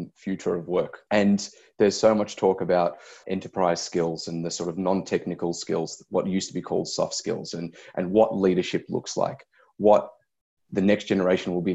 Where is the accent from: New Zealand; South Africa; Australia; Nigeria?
Australia; Melbourne, Victoria; I grew up in Melbourne's western suburbs